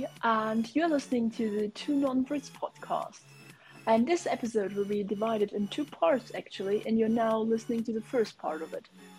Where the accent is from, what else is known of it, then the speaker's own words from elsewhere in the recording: Germany; first language German and Russian; English is a second language; So I was born in Germany, but my mother is from Russia, and so I was raised bilingual, I guess it is in English. So I can speak as well German, but also like Russian, and yes, I can speak both languages